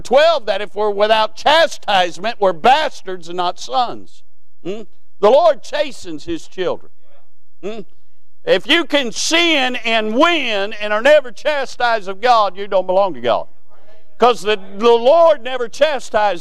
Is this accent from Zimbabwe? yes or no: no; Williamsburg, Kentucky, United States; I grew up in Berg. That was short for Williamsburg